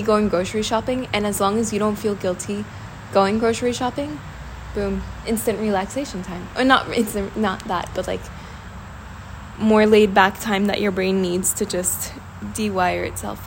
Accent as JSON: {"language": "English", "town": "Washington", "region": "District of Columbia", "country": "United States", "moved": "as an adult", "lives_now": "Italy", "said": "I come from Washington, D.C., so there's a lot of work culture"}